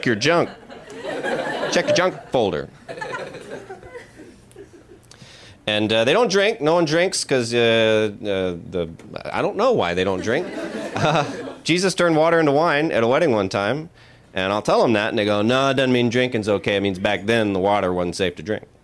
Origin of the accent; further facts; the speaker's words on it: the South, United States; I grew up in the South